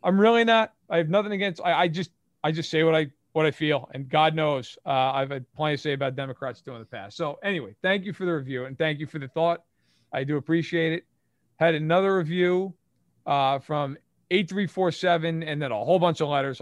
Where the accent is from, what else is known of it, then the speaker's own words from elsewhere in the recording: Livingston Manor, New York, United States; Grew up on Livingston Manor, New York, which is about ninety minutes outside of Manhattan